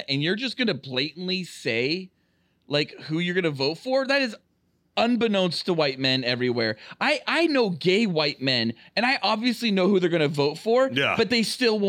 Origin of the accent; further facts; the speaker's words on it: California, United States; when I was growing up, like, I grew up in near Santa Cruz